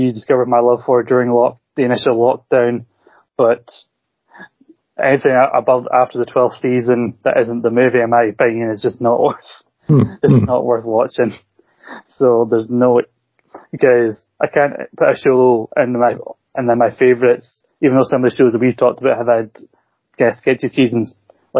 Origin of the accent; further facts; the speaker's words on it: Scotland, United Kingdom; I'm Scottish